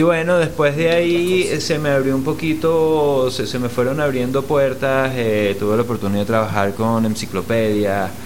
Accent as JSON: {"language": "Spanish", "country": "Venezuela", "also_born_or_lived": "Mexico", "said": "aunque soy venezolano, nací en México, no viví mucho tiempo en México"}